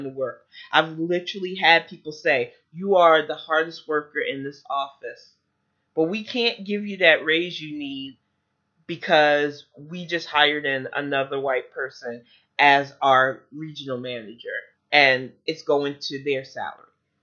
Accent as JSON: {"language": "English", "country": "United States"}